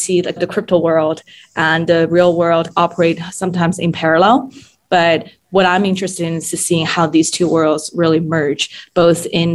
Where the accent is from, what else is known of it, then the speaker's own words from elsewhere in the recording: Shanghai, China; also born or lived in Japan / Germany; now in United States; I grew up in Shanghai, and then I've lived in the US and studied abroad in Japan, Germany in my kind of formative years